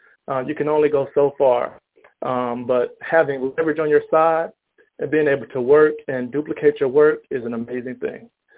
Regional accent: Atlanta, Georgia, United States; also born or lived in Auburn, Alabama; now in Dallas, United States; I'm actually from Atlanta. I'm currently living in Dallas, Texas.

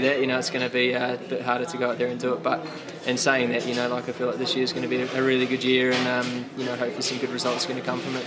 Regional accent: New Zealand; as a kid growing up in New Zealand

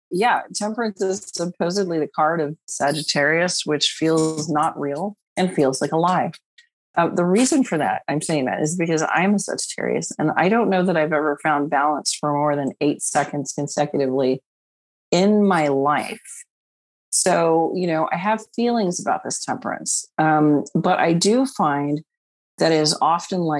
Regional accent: New York, United States; the New Yorker.

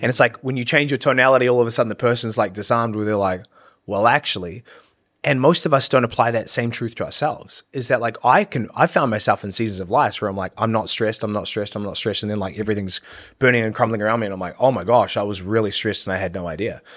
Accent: New Zealand; moved away as an adult; when I was growing up in New Zealand

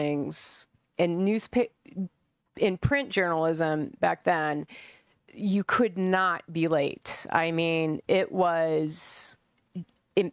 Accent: Colorado, United States; moved away as an adult; also born or lived in San Francisco; now in Phoenix, United States; I was born in Colorado, raised, went to college there.

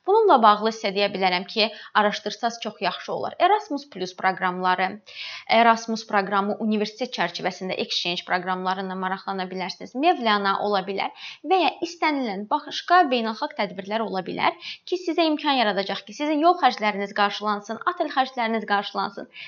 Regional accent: Azerbaijan; Biz Azərbaycanlıyıq. Ona görə bizim üçün rahat olacaq.

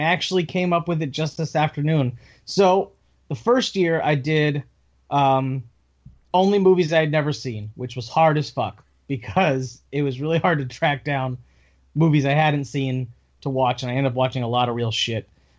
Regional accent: East Coast, United States; moved away; I grew up on the East Coast

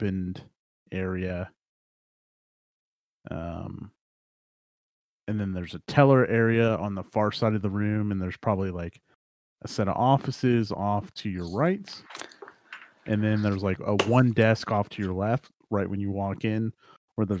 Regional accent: Kansas, United States; I'm from Kansas and have no accent

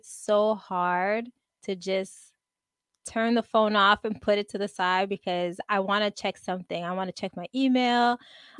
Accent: Montreal, Quebec, Canada; I'm from Montreal, Canada.

